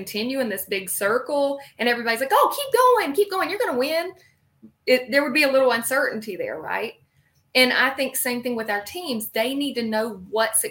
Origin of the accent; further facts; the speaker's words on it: the Carolinas, United States; I'm from the Carolinas, shocker with this accent.